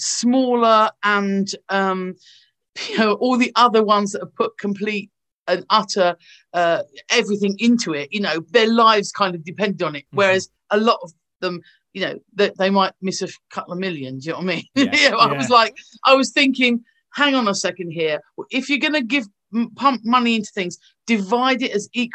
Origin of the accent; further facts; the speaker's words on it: London, United Kingdom; moved away as an adult; now in North West England, United Kingdom; being a Londoner. I love London. You know, I was born there. I'm born and bred